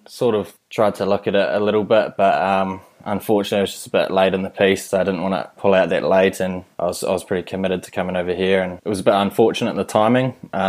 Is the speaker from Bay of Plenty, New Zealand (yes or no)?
no; Whanganui, Manawatū-Whanganui, New Zealand; moved away as an adult; also born or lived in Lincoln; had an awesome bunch of mates and a lot of family in Whanganui, so it was an awesome place to grow up.